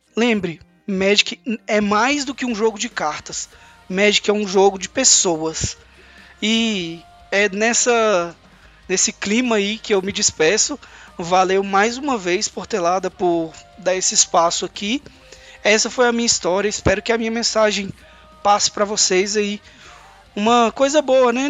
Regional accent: Brasília, Federal District, Brazil; moved away as an adult; also born or lived in Palmas; Eu saí de Brasília com 19 anos de idade e fui fazer faculdade em Palmas

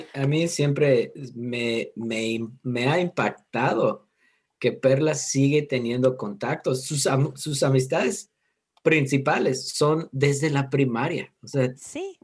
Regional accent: United States; Spanish is a second language; moved away as an adult; also born or lived in Mérida, Yucatán; siendo gringo

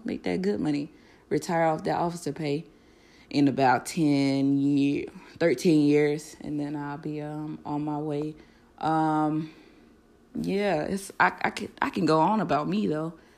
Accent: Florida, United States; moved away as an adult; also born or lived in Fort Lauderdale / Tallahassee; I'm from Florida. I lived in Fort Lauderdale and Tallahassee all of my life, um, between the two cities

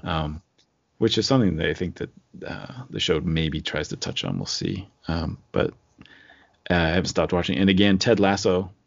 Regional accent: Rockville, Maryland, United States; I was born in Rockville, but not Rockville Center

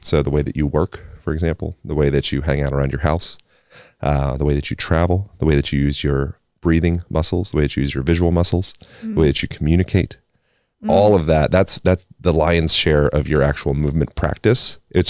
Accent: Pennsylvania, United States; Originally Pennsylvania.

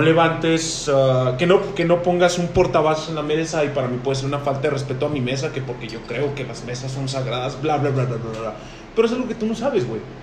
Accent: Chihuahua, Mexico; somos mexicanos, güey. Pero sabemos perfectamente que aquí en Chihuahua, Chihuahua, tenemos una cultura

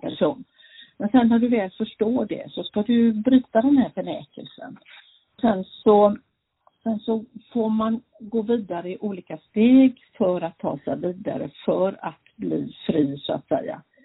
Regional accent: Gothenburg, Västra Götaland, Sweden; also born or lived in Norway; now in Falkenberg, Sweden; Jag bor här nu, ja, men jag är ju från Göteborg.

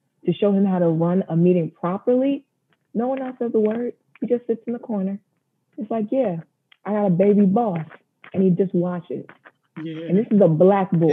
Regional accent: New Jersey, United States; moved away as an adult; also born or lived in North Carolina; now in Washington, D.C. metropolitan area, United States; Originally Jersey. I am a Jersey girl through and through

